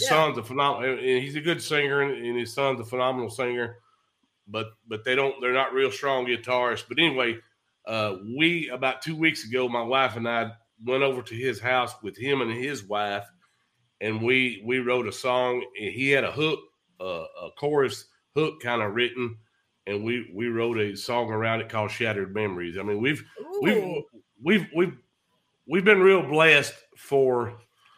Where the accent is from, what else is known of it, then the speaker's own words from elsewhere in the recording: East Texas, United States; accent: East Texas; Sound like an East Texas redneck